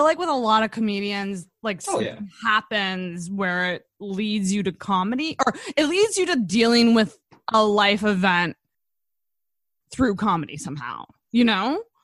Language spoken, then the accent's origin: English; Antigonish, Nova Scotia, Canada; I'm from Anaconish